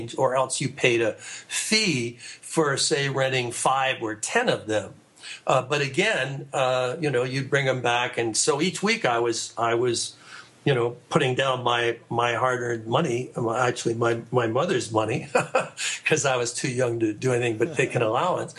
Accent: Canada; I was raised in Canada

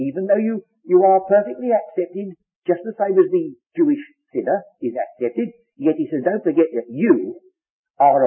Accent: England, United Kingdom; I'm English by birth

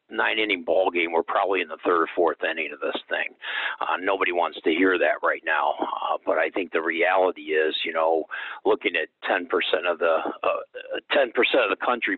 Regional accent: Akron, Ohio, United States; also born or lived in Toledo, Ohio / Sandusky, Ohio; born and raised in Akron, Ohio

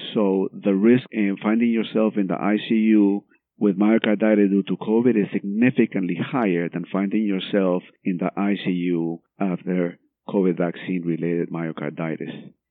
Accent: Guatemala; moved away; I'm from Guatemala.

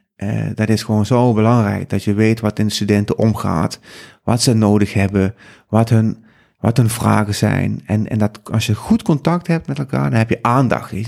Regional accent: South Limburg, Netherlands; moved away as an adult; now in Amsterdam, Netherlands; kom zelf uit Zuid-Limburg

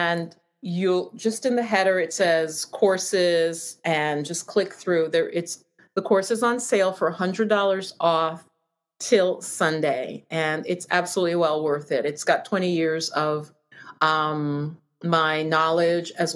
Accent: New York, United States; I'm from New York.

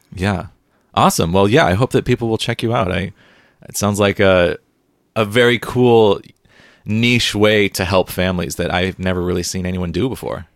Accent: San Diego, California, United States; moved away as an adult; now in Seattle, United States; I grew up in San Diego

